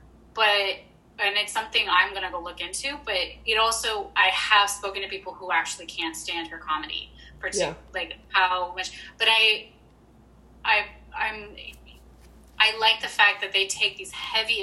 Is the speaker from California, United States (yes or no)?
no; Chicago, Illinois, United States; moved away; I'm from Chicago